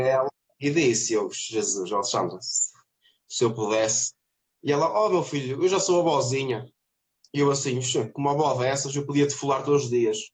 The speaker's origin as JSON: {"language": "Portuguese", "town": "Vila do Conde", "region": "Norte", "country": "Portugal", "lives_now": "Trofa, Portugal", "said": "Eu sou de Vairão, de Vila do Conde"}